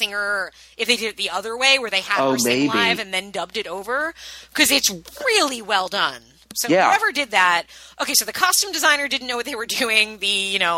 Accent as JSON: {"language": "English", "area": "Long Island", "region": "New York", "country": "United States", "said": "I'm from Long Island"}